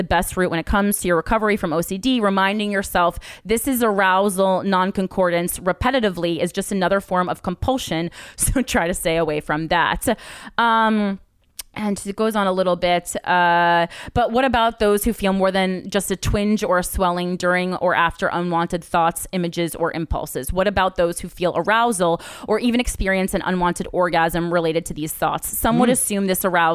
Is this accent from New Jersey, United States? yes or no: yes; New Jersey, United States; we're both from Jersey